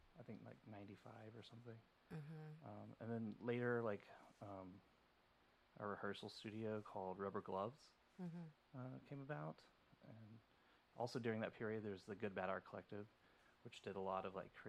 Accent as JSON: {"language": "English", "town": "Denton", "region": "Texas", "country": "United States", "moved": "as an adult", "lives_now": "New York, United States", "said": "I'm from Denton, Texas, and I moved here about 14 years ago."}